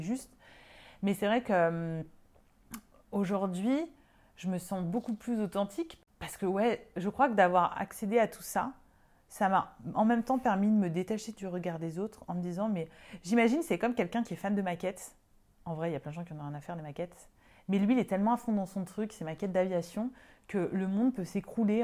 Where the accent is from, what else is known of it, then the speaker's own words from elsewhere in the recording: Lyon, Auvergne-Rhône-Alpes, France; moved away as an adult; also born or lived in Paris; je suis lyonnaise